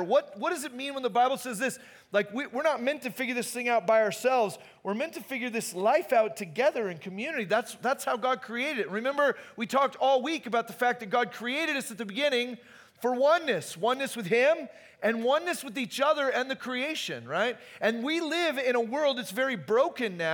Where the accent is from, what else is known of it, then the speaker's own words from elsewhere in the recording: Phoenix, Arizona, United States; moved away; also born or lived in Hume Lake, California; I grew up in Phoenix